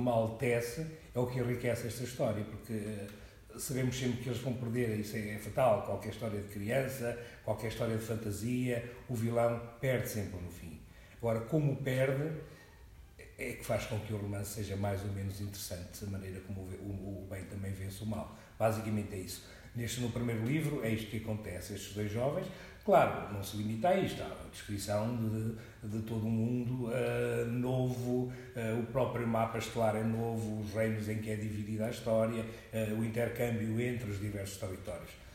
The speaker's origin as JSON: {"language": "Portuguese", "town": "Coimbra", "region": "Centro", "country": "Portugal", "tie": "born or raised there", "also_born_or_lived": "Angola", "said": "Eu nasci em Angola há 60 anos e resido em Coimbra há 50, sensivelmente"}